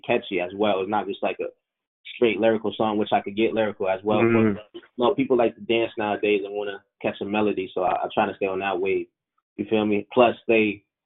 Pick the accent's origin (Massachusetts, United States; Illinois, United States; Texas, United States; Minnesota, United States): Massachusetts, United States; Boston; Boston, my hometown